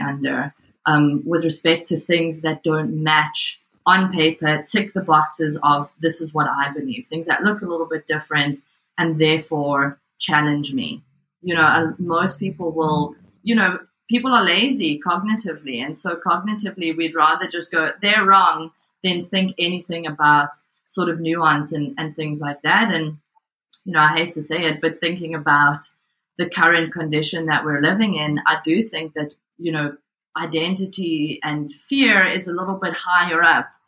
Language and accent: English; South Africa; moved away as an adult; now in Glasgow, United Kingdom; I'm from South Africa um, and growing up, you know, sort of evangelical Christianity there